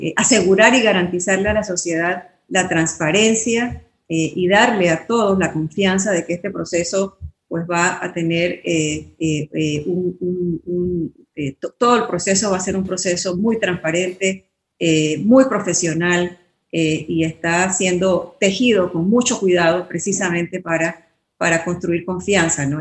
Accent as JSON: {"language": "Spanish", "country": "Panama", "said": "somos todos profesionales panameños"}